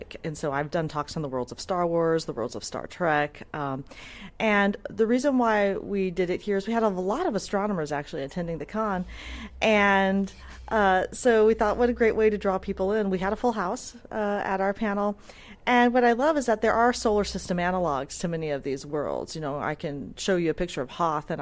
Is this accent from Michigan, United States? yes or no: no; California, United States; I'm not originally from San Diego, but I am a native Californian, so we used to visit San Diego a lot as a kid